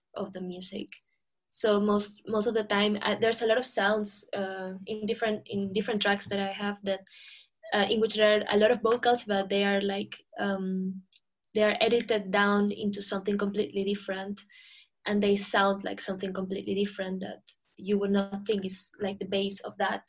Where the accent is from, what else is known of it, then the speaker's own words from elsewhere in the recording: Lima, Peru; moved away as an adult; now in London, United Kingdom; I'm originally from Lima